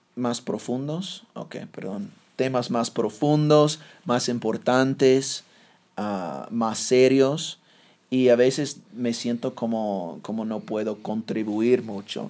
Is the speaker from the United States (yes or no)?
yes; United States; first language English; Spanish is a second language; moved away; Yo soy el gringo